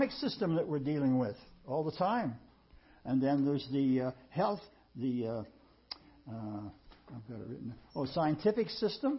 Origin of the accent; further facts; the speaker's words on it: United States; we as American people